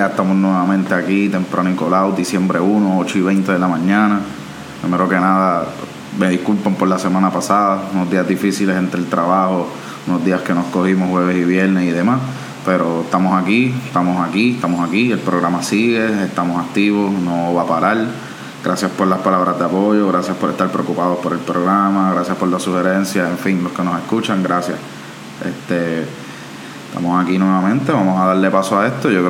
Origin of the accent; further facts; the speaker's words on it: Cataño, Puerto Rico; yo soy de Cataño, así que también esto a mí me interesa un poco.